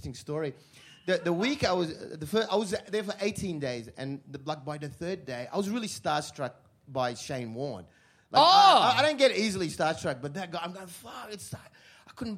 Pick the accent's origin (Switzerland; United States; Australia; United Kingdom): Australia; Sydney, New South Wales; I grew up in Punchbowl in Sydney